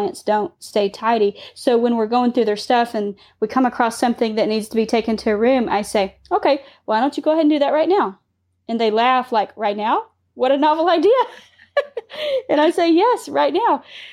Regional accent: Dallas, Texas, United States; also born or lived in Ann Arbor; now in Waco, United States; I'm from the Dallas area.

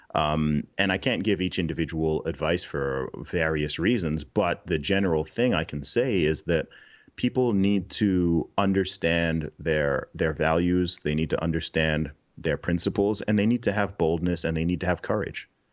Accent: Saudi Arabia; moved away; also born or lived in Nigeria; My family background is originally from, originally from Nigeria, but I grew up in the Middle East. I grew up in Saudi Arabia

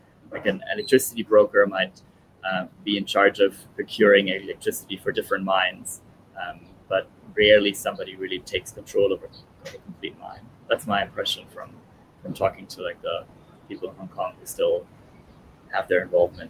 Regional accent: Italy; born there; I was born in Italy.

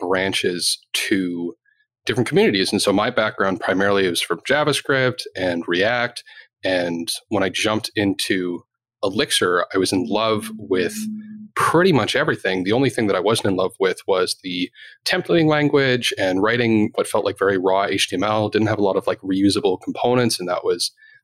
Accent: Canada; I'm Canadian

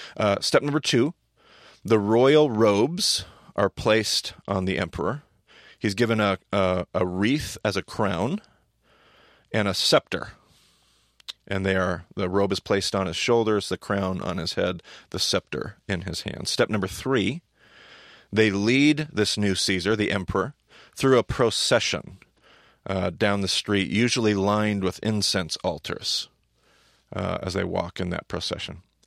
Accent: United States; us as American Christians

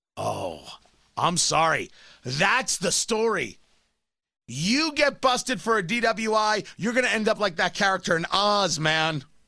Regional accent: Middletown, New Jersey, United States; I grew up in Middletown, New Jersey

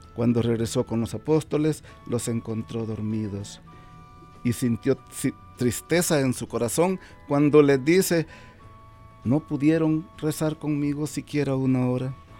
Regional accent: El Salvador; moved away as an adult; now in Omaha, United States; soy originario de El Salvador también

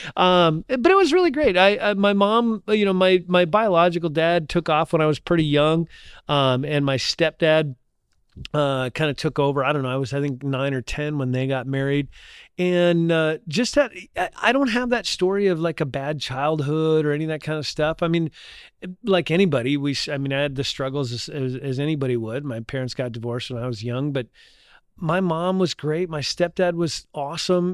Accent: Ashley, North Dakota, United States; also born or lived in Indiana; now in Little Rock, United States; three, four years old, I grew up in a little tiny town called Ashley, North Dakota.

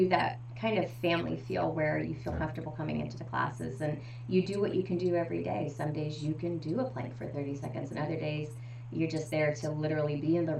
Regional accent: Ohio, United States; now in New Hampshire, United States; I grew up in the Midwest out in Ohio

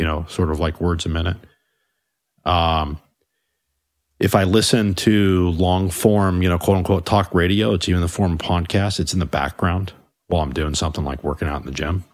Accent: United States; I do think of myself as an American

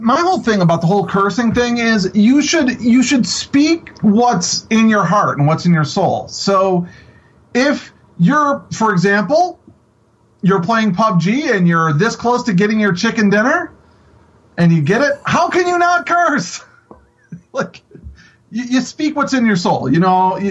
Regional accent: Buffalo, New York, United States; I grew up in Buffalo, which is like 2 minutes across the border from Canada.

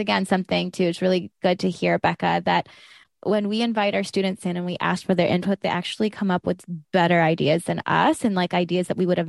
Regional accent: South Georgia, United States; I grew up in South Georgia

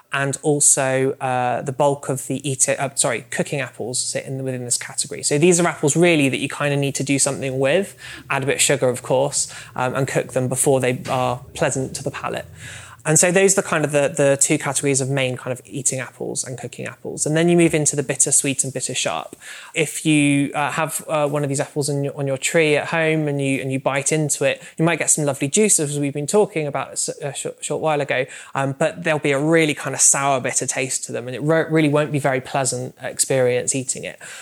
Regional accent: Somerset, South West England, United Kingdom; I'm from Somerset, which is a super, super rural area of the country.

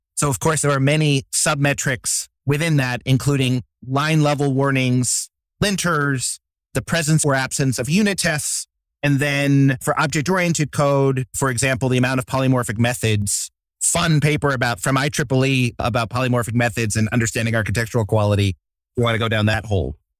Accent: Poughkeepsie, New York, United States; now in Baltimore, United States; I grew up in Poughkeepsie, New York, a small town north of New York City

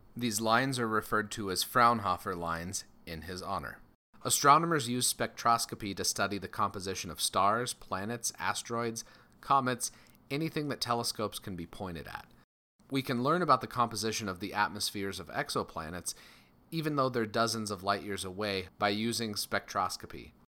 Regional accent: Colorado, United States; born or raised there

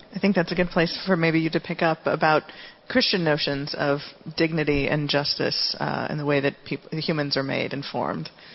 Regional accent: Cebu City, Central Visayas, Philippines; I was born in Cebu City in the Philippines

